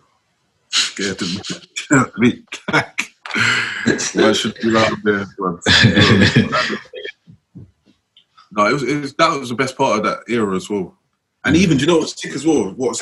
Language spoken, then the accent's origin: English; London, United Kingdom; I was from South